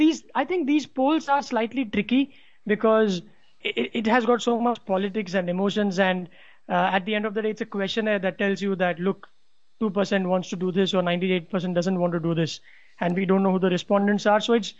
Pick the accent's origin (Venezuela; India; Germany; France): India; as an Indian citizen